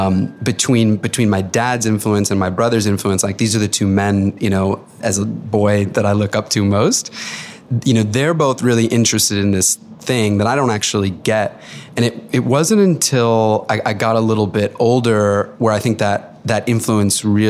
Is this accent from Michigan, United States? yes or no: no; outside of Boston, Massachusetts, United States; I grew up outside of Boston